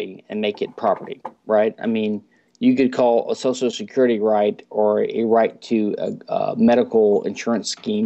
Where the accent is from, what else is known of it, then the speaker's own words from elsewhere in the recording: Louisiana, United States; now in Houston, United States; I'm from Louisiana, which is a unique state in America